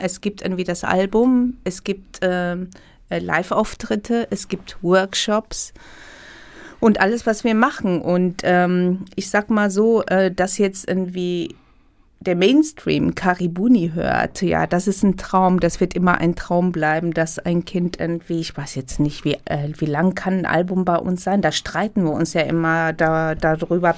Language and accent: German; Ethiopia; now in Germany; ich bin in Äthiopien geboren natürlich, aber ich habe, äh, äh, mein Vater kommt aus Syrien, meine Mutter war halb Italienerin, halb Äthiopierin. Man ist international aufgewachsen